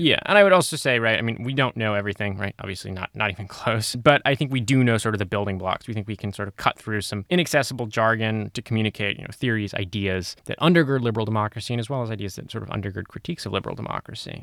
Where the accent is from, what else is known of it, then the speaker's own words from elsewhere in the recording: Santa Monica, California, United States; I'm from Santa Monica, California, which is where we are